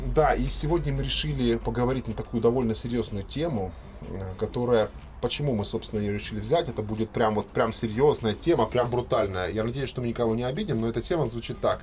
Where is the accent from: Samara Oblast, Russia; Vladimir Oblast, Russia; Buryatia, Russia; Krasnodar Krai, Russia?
Krasnodar Krai, Russia; Krasnodar; Я родился в Краснодаре, всю жизнь провел в Краснодаре